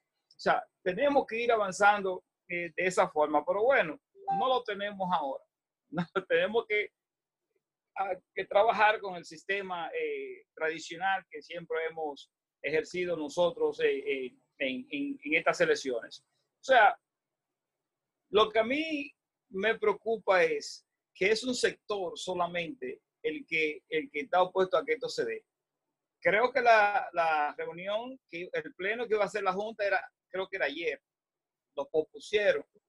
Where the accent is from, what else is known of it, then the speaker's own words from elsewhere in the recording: Dominican Republic; moved away; los dominicanos que llegamos allí